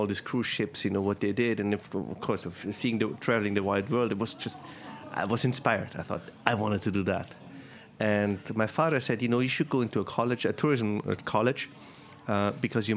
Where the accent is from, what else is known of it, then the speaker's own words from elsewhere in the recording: Tyrol, Austria; moved away as an adult; now in New York, United States; I'm from Tyrol.